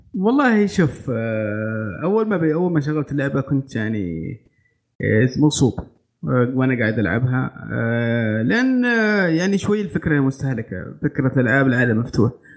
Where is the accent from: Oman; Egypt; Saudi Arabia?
Saudi Arabia; عندنا في السعوديه